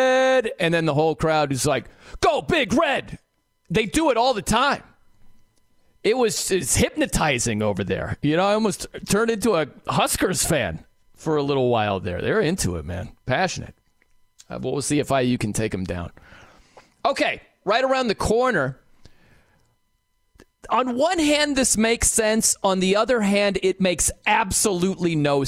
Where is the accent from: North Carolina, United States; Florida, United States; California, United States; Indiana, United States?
Indiana, United States; South Bend; I'm from South Bend